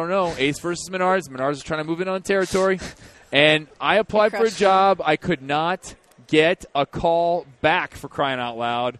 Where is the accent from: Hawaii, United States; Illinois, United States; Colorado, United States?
Illinois, United States; growing up in Illinois, very familiar with the Wisconsin.